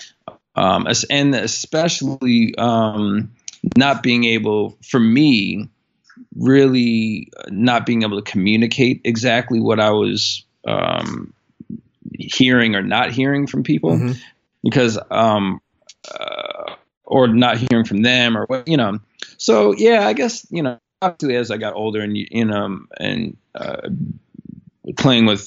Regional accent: Buffalo, New York, United States; moved away; also born or lived in Woodstock, New York; originally from Buffalo, New York, and definitely grew up in a musical household for sure.

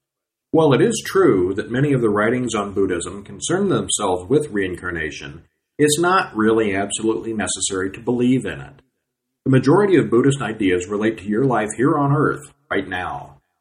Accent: California, United States; born there; now in Texas, United States; I was born in California. Now I live in Texas, so as you can guess, I get no gain here in Texas.

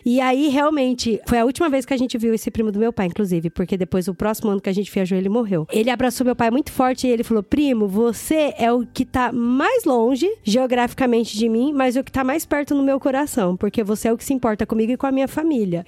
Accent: Mato Grosso do Sul, Brazil; Eu nasci e cresci no Mato Grosso do Sul

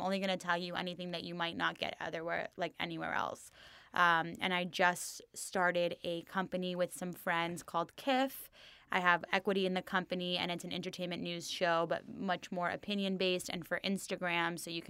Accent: Los Angeles, California, United States; LA born and bred, baby.

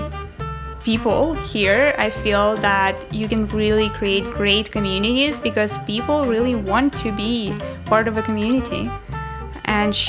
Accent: Russia; also born or lived in Paris, France; now in Toronto, Canada; So I used to live in France, in Paris before, and then originally I'm from Russia

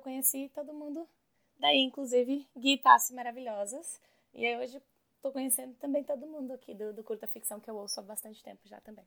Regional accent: Brazil; first language Portuguese; moved away as an adult; now in New York, United States; Eu sou bem brasileira

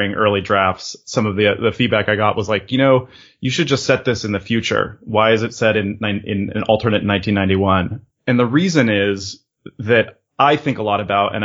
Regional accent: California, United States; moved away as an adult; also born or lived in Europe; I had been living in Europe, though I was originally from California, for about 2 years

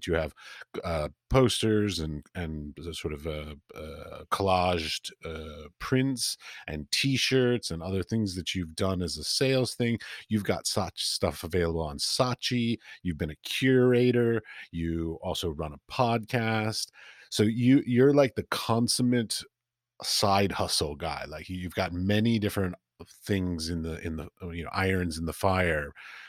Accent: United States; now in Europe; basically I ended up in Europe and I'm an American

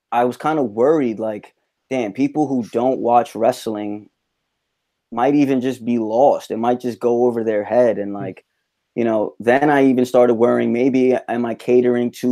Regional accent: New York City, New York, United States; right in my hometown, right

